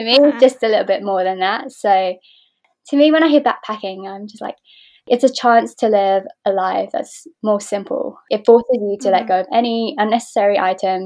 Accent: London, United Kingdom; I was born and raised here in London, UK

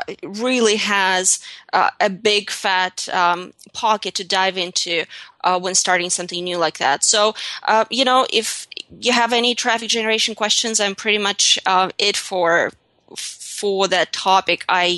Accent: Russia; English is a second language; moved away as an adult; now in United States; English is not my first language either. I'm from Russia. I was born and raised in Russia. I came to the United States at the ripe age of 21.

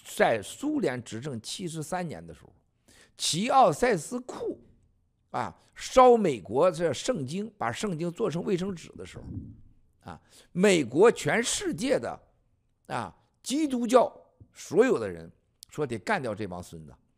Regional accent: China; 最终灭共一定靠我们中国人，一定靠我们自己

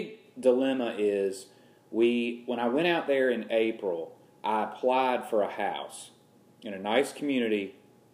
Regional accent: the South, United States; everyone knows I'm from the South

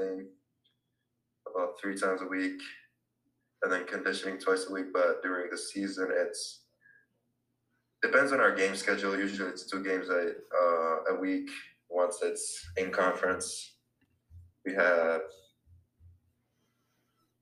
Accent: Helsinki, Uusimaa, Finland; moved away as an adult; now in Richmond, United States; I'm from Helsinki, Finland. I'm an international

